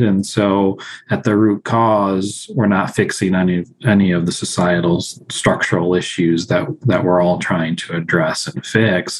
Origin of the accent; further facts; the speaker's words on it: Sterling, Illinois, United States; also born or lived in Mexico City, Mexico; I was born and raised in Sterling, Illinois, um, but I grew up in Mexico City.